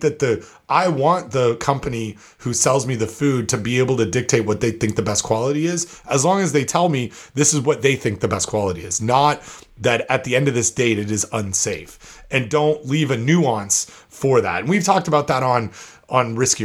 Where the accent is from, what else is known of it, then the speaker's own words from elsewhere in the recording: New York, United States; In my home state of New York, there are laws about labels, but the standards don't mention dates at all.